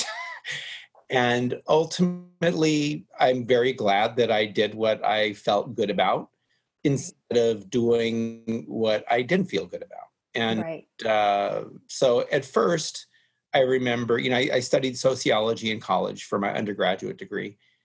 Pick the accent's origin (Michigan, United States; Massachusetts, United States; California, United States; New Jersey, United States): California, United States; Los Angeles; I grew up in the Hollywood Hills in California and I was near Griffith Park